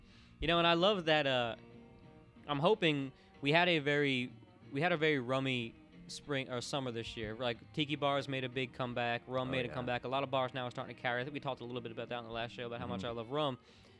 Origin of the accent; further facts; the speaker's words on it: Florida, United States; I come from Florida where we don't have any seasons, so to me, when I first moved here, the first couple of years I moved here, we had a nice fall.